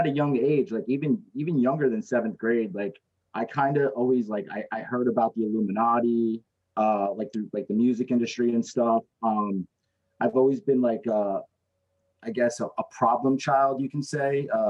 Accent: New Jersey, United States; because I'm from New Jersey. I lived about 20 minutes from New York City.

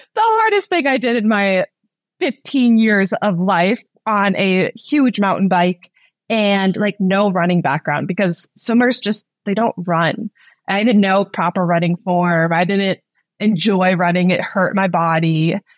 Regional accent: Minnesota, United States; I am originally from Minnesota. I grew up with three younger siblings. Um, we grew up in the great outdoors

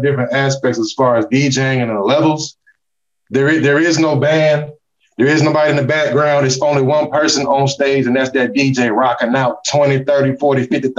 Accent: Atlanta, Georgia, United States; also born or lived in Miami; my hometown, Atlanta, my second home, Miami

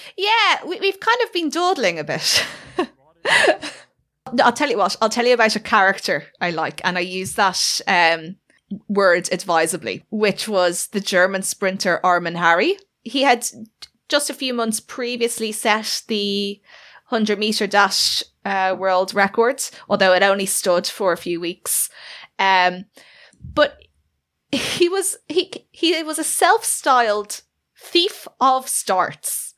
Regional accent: Ireland; we are both Irish

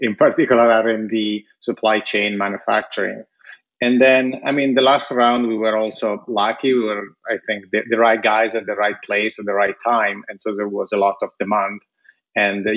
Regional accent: Italy; moved away; when I was growing up in Italy

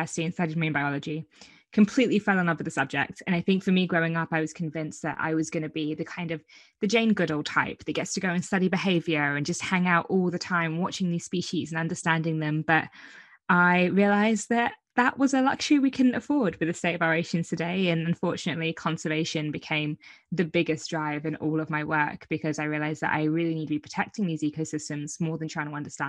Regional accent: Brighton, South East England, United Kingdom; where I'm from Brighton. The south coast

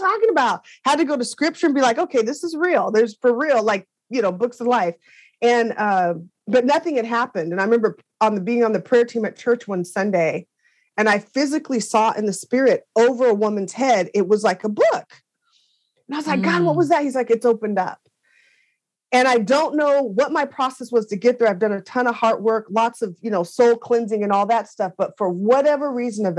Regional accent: Seattle, Washington, United States; now in Raleigh, United States; I grew up out in Seattle, Washington. I live in Raleigh, North Carolina now

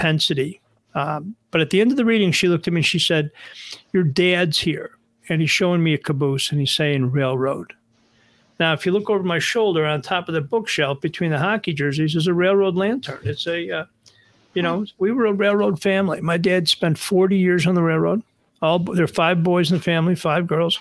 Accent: Buffalo, New York, United States; now in North Shore of Chicago, United States; I grew up in Buffalo

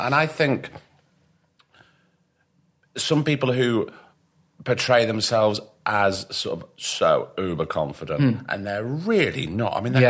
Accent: Blackpool, North West England, United Kingdom; accent: northern; moved away; also born or lived in London; I come from Blackpool

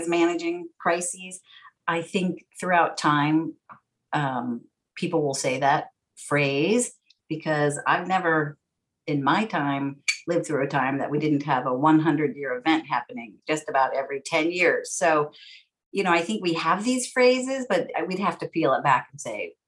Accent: San Francisco, California, United States; growing up in San Francisco, I'm fourth generation San Franciscan. We spoke English at home

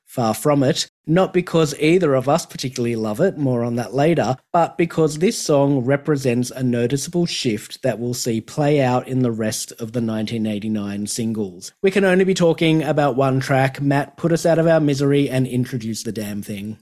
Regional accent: Australia; Growing up in Australia

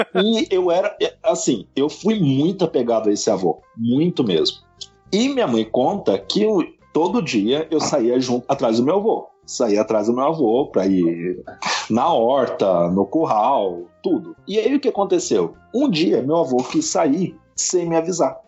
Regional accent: Leandro Ferreira, Minas Gerais, Brazil; also born or lived in Pitangui; eu nasci em Pitangui, mas eu fui criado em Leandro Ferreira

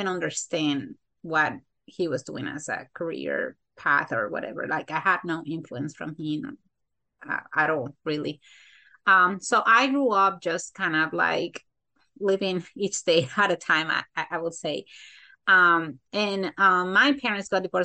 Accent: Santo Domingo, Dominican Republic; now in United States; I was born in the Dominican Republic, Santo Domingo specifically. I was born and raised there

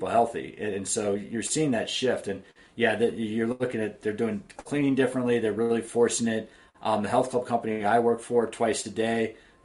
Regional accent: East Coast, United States; now in San Diego, United States; I grew up on the East Coast

